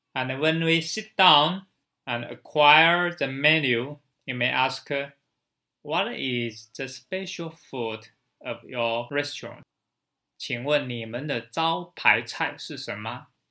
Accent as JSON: {"language": "English", "country": "China", "said": "from China."}